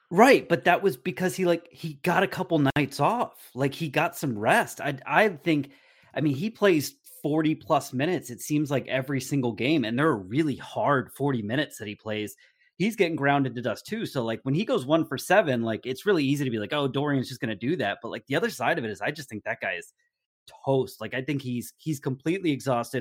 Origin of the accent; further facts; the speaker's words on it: New Jersey, United States; now in San Diego, United States; I was born and raised in New Jersey